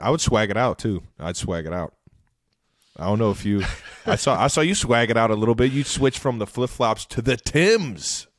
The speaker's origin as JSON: {"language": "English", "region": "Ohio", "country": "United States", "tie": "born or raised there", "said": "our childhood growing up in Ohio."}